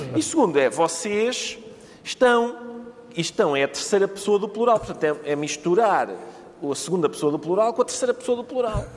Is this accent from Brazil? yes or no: no; Portugal; eu sou português